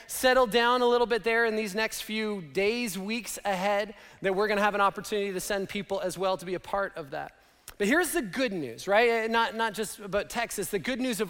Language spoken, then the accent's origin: English; Canada; moved away; Laura and I grew up in Canada